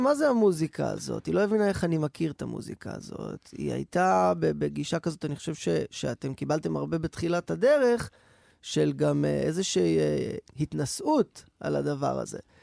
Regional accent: Rehovot, Central District, Israel; כשהייתי ילד ברחובות

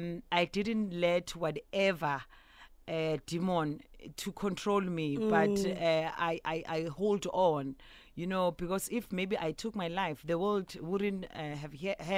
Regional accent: South Africa; I'm still that Zulu girl who still speaks Zulu

